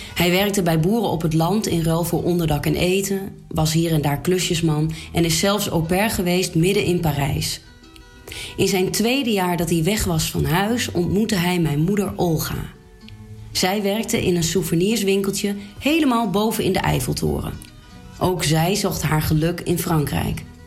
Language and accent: Dutch; Klazinaveen, Drenthe, Netherlands; bij ons thuis in het Drentse Klazinaveen